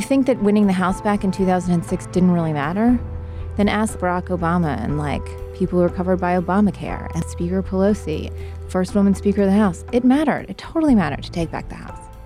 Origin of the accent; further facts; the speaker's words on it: West Virginia, United States; I'm from West Virginia